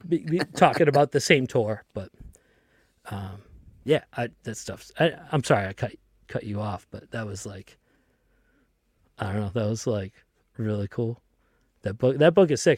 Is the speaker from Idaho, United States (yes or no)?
no; Lynn, Massachusetts, United States; I grew up in Lynn, Massachusetts